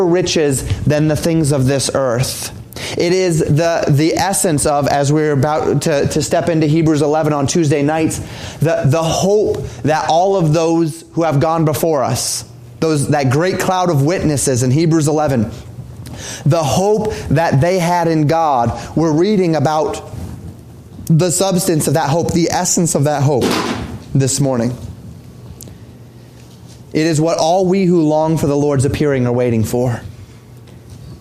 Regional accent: Colorado, United States; born or raised there

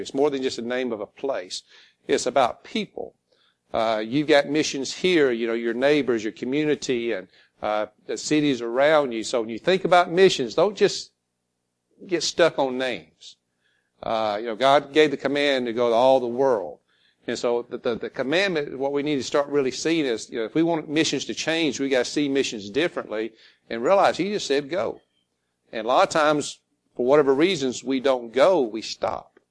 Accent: Alabama, United States; moved away as an adult; also born or lived in Florida; now in China; I was born in Florida, grew up in Alabama

